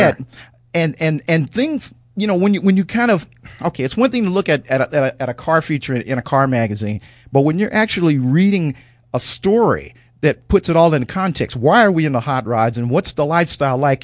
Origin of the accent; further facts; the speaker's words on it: St. Louis, Missouri, United States; I grew up in Saint Louis, Missouri